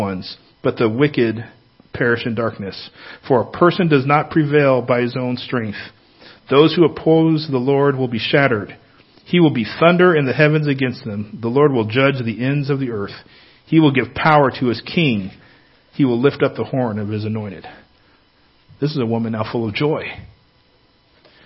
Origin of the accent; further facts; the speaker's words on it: Northern California, United States; moved away; I grew up in California, Northern California